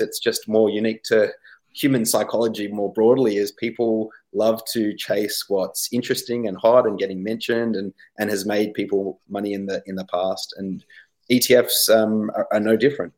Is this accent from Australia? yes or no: yes; Australia